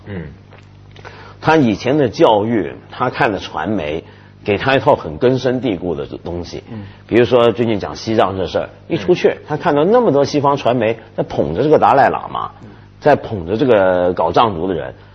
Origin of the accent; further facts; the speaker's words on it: China; 全世界都在欺负我们中国人了